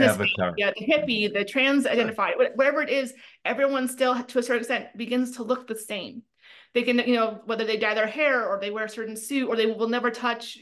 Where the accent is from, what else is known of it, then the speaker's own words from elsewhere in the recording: Iowa, United States; I grew up in Iowa